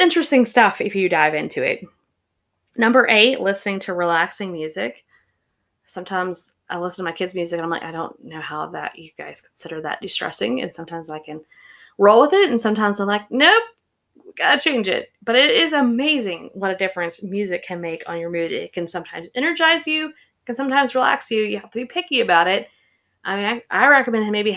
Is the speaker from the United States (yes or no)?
yes; the South, United States; I grew up in the South.